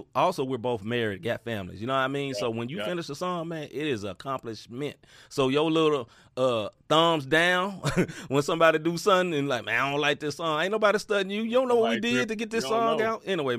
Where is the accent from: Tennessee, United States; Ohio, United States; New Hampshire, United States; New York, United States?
Tennessee, United States; Memphis; I am from the South. I am a Southerner. I'm from Memphis, Tennessee.